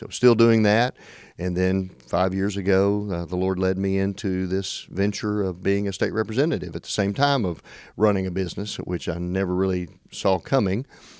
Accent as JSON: {"language": "English", "town": "Paris", "region": "Tennessee", "country": "United States", "tie": "born or raised there", "lives_now": "Jackson, United States", "said": "I am originally from Paris, Tennessee. That's where I grew up. I came to Union University in Jackson for my biology degree and ended up staying there."}